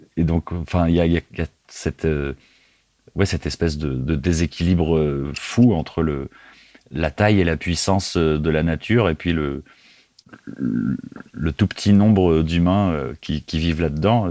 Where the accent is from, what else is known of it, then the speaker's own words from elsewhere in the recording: France; also born or lived in near Orléans; je viens de, de France. Euh, j'habite à, quelques dizaines de kilomètres d'une ville qui s'appelle Orléans